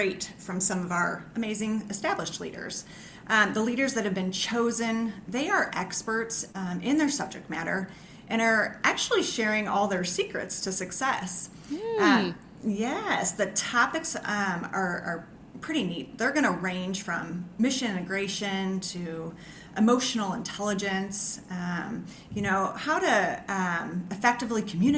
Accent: St. Louis, Missouri, United States; while I was growing up in St. Louis

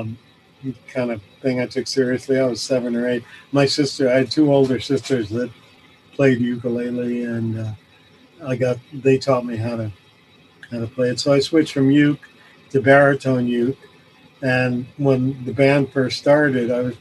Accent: Detroit, Michigan, United States; also born or lived in New York; now in Kingston, Canada; I grew up in Detroit, actually. I was born in New York, moved to Detroit when I was 10

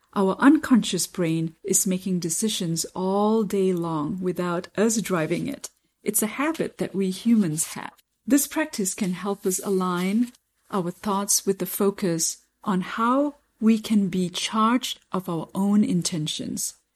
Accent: Kansas City, United States; I'm from Kansas City

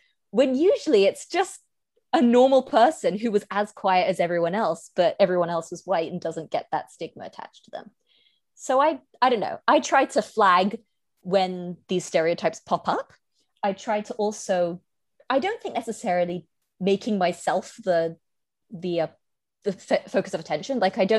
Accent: United Kingdom; accent: British; people people like never assume I'm Asian because I sound British as hell.

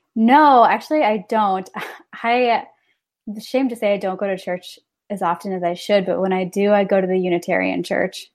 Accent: Northern Illinois, United States; now in Milwaukee, United States; I grew up in Northern Illinois, very rural Northern Illinois

